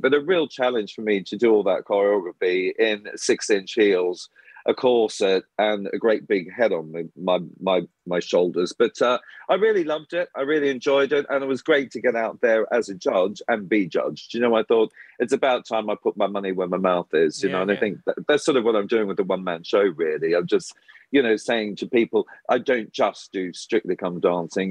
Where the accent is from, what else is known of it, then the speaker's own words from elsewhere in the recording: Australia; moved away; me growing up in Australia